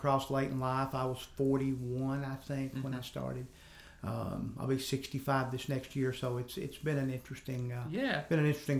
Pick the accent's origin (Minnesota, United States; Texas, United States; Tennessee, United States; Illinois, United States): Tennessee, United States; Selmer; also born or lived in Vero Beach, Florida; now in Jackson, United States; I went to school in McNair County, moved there, but it was my parents' home, so we actually moved back there. I was born in Vero Beach, Florida, but came back as a small child. Went to school in Selmer.